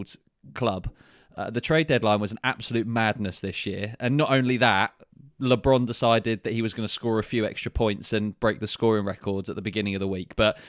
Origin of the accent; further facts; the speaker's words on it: southern England, United Kingdom; accent: British southern; my British southern accent